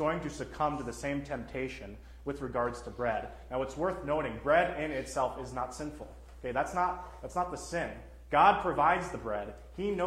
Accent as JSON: {"language": "English", "region": "Texas", "country": "United States", "moved": "yes", "lives_now": "Minnesota, United States", "said": "I'm from Texas"}